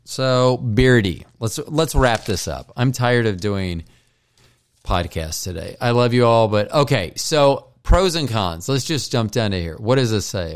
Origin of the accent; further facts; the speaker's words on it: Florida, United States; growing up in Florida